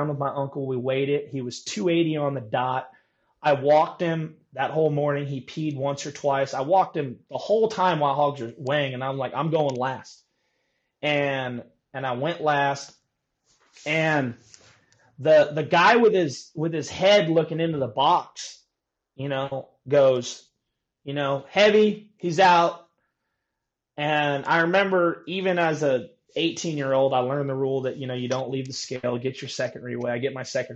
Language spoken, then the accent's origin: English; Napa, California, United States; growing up in Napa